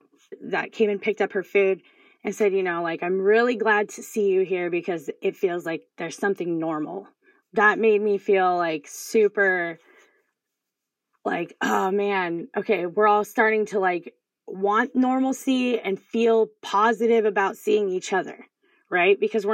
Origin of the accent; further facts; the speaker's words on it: Seattle, Washington, United States; I grew up here in Seattle and people never made eye contact before.